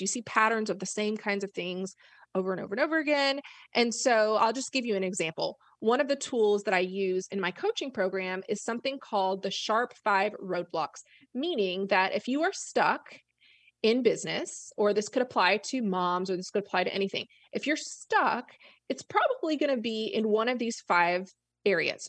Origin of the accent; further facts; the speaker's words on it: Florida, United States; moved away as an adult; also born or lived in Arkansas / Memphis; I grew up in Florida